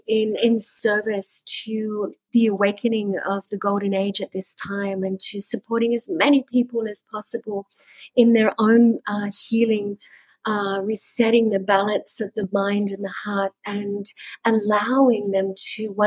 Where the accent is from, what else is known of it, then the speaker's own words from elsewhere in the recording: Sydney, New South Wales, Australia; moved away as an adult; also born or lived in Byron Bay / India; now in Bali, Indonesia; I was born and bred in Sydney